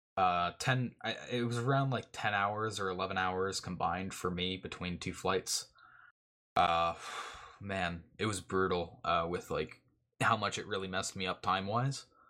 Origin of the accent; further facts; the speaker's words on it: Canada; I'm Canadian.